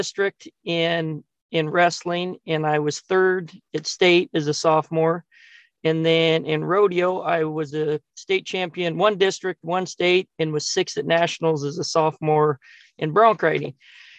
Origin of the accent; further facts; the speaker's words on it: Nevada, United States; I was born in Nevada, and my dad managed a big million and a quarter acre ranch at the Winecup Gamble Ranch there, kind of in the northeast corner of of Nevada, and yeah, got to be raised around a lot of really good cowboys